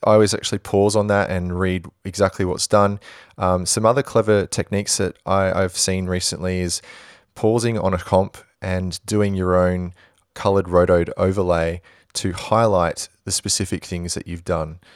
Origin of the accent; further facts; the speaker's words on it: Perth, Western Australia, Australia; I'm from Perth